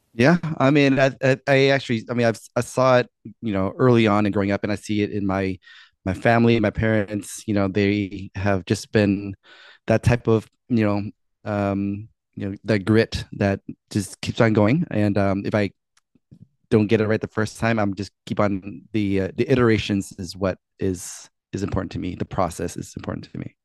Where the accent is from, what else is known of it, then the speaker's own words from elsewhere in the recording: D.C., Maryland, East Coast, United States; I'm from the East Coast, like the D.C., Maryland, Virginia area.